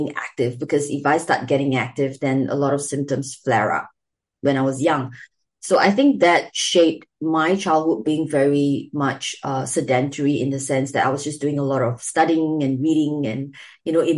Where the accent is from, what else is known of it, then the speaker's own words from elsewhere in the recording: Singapore; my experience growing up in Singapore.